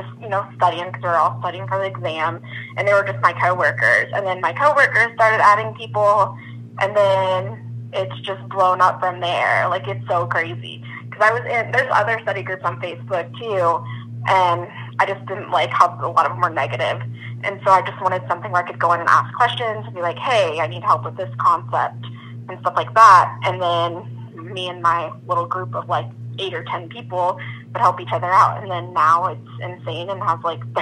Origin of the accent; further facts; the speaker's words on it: Kansas, United States; also born or lived in Georgia, United States / Mississippi, United States; now in St. Louis, United States; I'm originally from Kansas, in the middle of nowhere